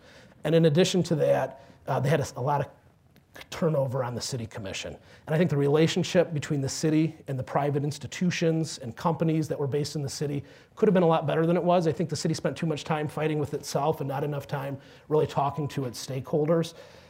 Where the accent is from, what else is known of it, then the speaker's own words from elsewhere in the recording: Sandusky, Ohio, United States; moved away; also born or lived in Cleveland, Ohio; that I was from Sandusky and I wanted to go back.